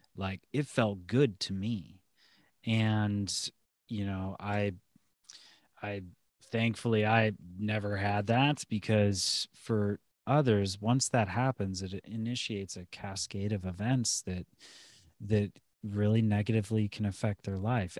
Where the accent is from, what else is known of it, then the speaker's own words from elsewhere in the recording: Lorain, Ohio, United States; moved back to my hometown near Cleveland, uh, Lorraine